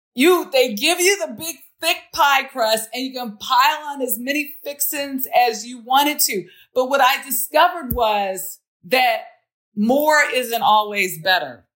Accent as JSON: {"language": "English", "town": "Los Angeles", "region": "California", "country": "United States", "tie": "born or raised there", "also_born_or_lived": "New Orleans", "moved": "yes", "said": "I grew up in South Central"}